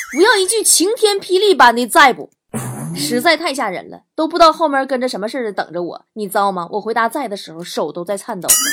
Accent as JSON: {"language": "Chinese", "region": "Liaoning", "country": "China", "tie": "born or raised there", "moved": "yes", "said": "在辽宁 ，在我的家乡"}